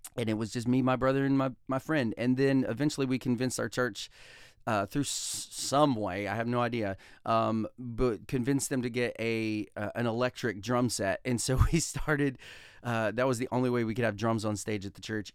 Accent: Talladega, Alabama, United States; I came from Talladega, Alabama. I was born and raised, I have two wonderful parents, um, and I have a brother and a sister, and I was raised in Talladega, Alabama

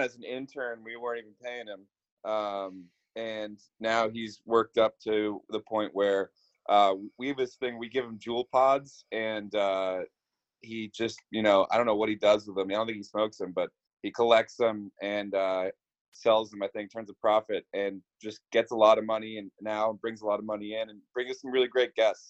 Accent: Boston, Massachusetts, United States; moved away; I'm from Boston

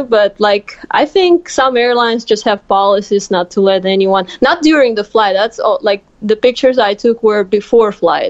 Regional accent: Moscow, Russia; moved away as an adult; now in Louisiana, United States; Well, I'm from Russia, from Moscow. That's the capital. And I'm actually right now in United States in the South going to university, working on my master's degree.

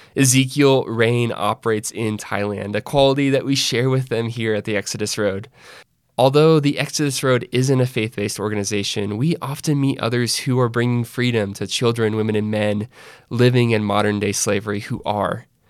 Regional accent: Northwest Arkansas, United States; I grew up there

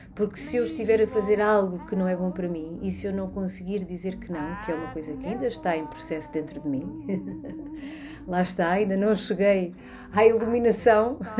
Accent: Barreiro, Lisbon, Portugal; also born or lived in London; nasci na Margem Sul, no Barreiro, uh, em 1979

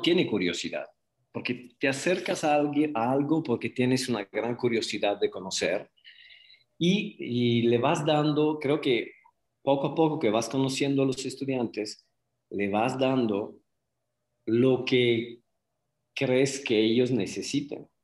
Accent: Prato, Tuscany, Italy; Spanish is a second language; moved away as an adult; also born or lived in Guadalajara, Mexico; now in Zapopan, Mexico; Vengo de una ciudad de 200.000 habitantes que se llama Prato. Es una ciudad a 20 kilómetros de Florencia, en Toscana

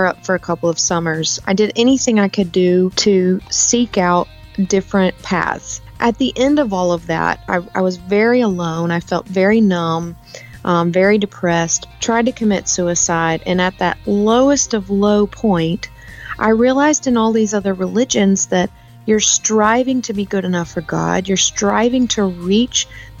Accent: South Carolina, United States; moved away; also born or lived in California; I actually grew up in South Carolina. I lived in California for 10 years, but my hometown is in South Carolina

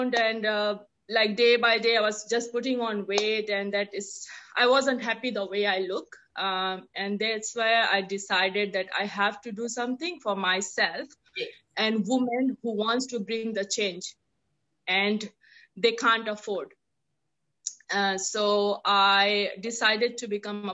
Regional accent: India; moved away as an adult; now in Auckland, New Zealand; I'm born and brought up in India. Have been staying in New Zealand, in Auckland since 14 years

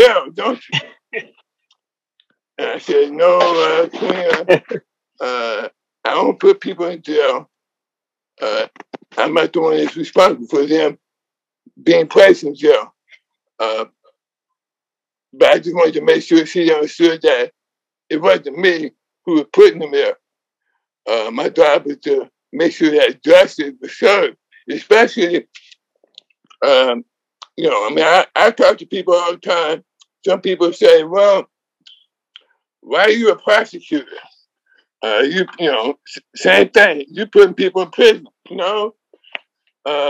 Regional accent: Oakland, California, United States; now in Los Angeles, United States; I live in Los Angeles, California, and was born and raised in Oakland. But I've been down in Southern California for the last 45 years.

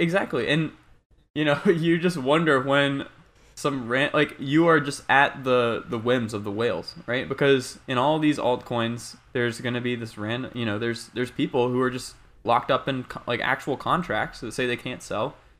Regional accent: North Carolina, United States; now in Bay Area, United States; I'm initially from North Carolina

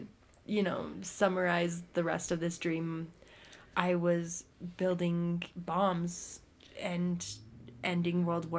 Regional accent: Blanding, Utah, United States; I'm from Blanding, Utah. If you've heard about it, I'll be your best friend. I am 23, nursing student

